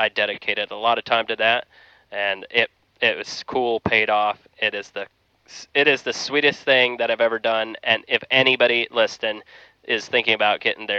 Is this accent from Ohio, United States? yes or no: yes; Dundee, Ohio, United States; accent: Amish; I'm from south of Canton, Ohio. A small town called Dundee is where I'm from.